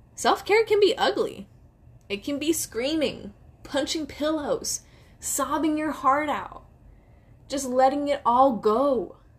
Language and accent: English; Silicon Valley, California, United States; my hometown of the Silicon Valley